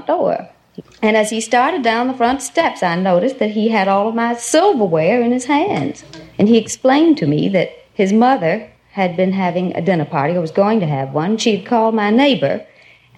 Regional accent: Corsicana, Texas, United States; Corsicana, Texas

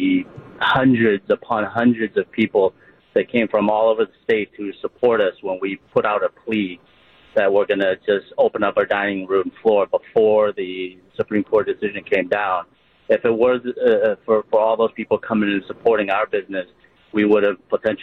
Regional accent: Appleton, Wisconsin, United States; I'm actually from Appleton. I'm just in Milwaukee for work

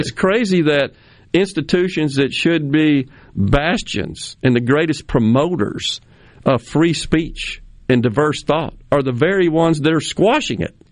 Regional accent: Jackson, Mississippi, United States; having lived in Mississippi all but six years of uh, my life, born and right. raised here

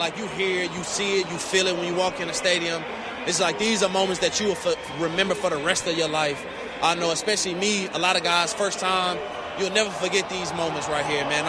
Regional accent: Dallas, Texas, United States; also born or lived in Wyoming; Growing up in Dallas, Texas

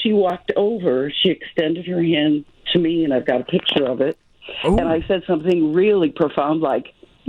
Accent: United States; moved away as an adult; also born or lived in Germany; We're teachers from America.

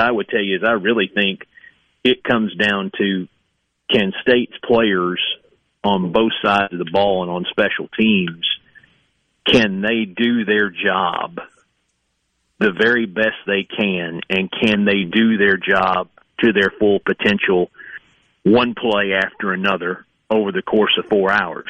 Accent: East Tennessee, United States; moved away; also born or lived in Kentucky; growing up in East Tennessee

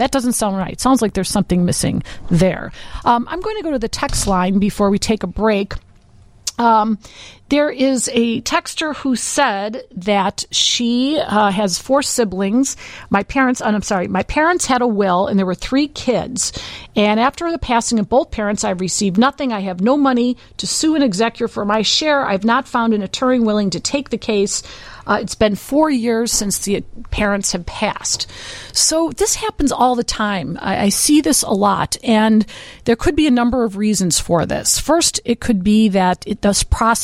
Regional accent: Berwyn, Illinois, United States; I'm from Berwyn

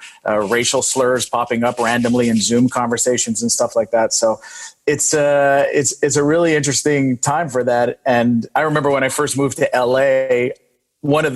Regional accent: Quebec, Canada; in our country. Our premier of Quebec

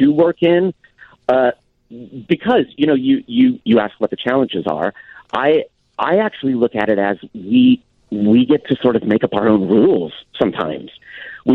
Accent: San Diego, California, United States; I'm from San Diego. That's my home base

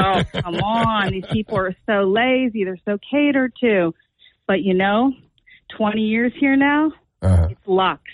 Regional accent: Pittsburgh, Pennsylvania, United States; moved away as an adult; now in New Jersey, United States; I'm from Pittsburgh

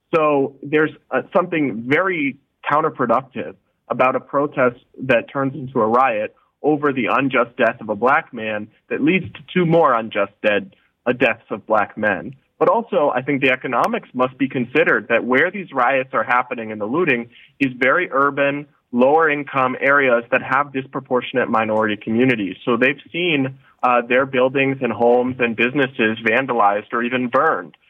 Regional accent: United States; as an American

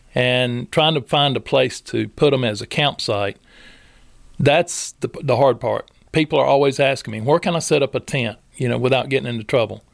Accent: Robbins, North Carolina, United States; I grew up in Robbins

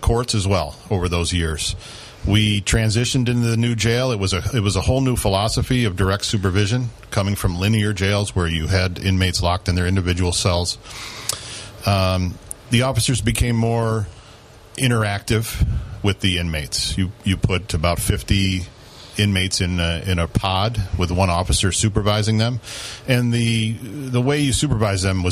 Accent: Broome County, New York, United States; also born or lived in Binghamton, New York; I'm originally from Broome County. My father was an IBMer, so we got shipped out of state for 5 years when I was little. And then we returned here.

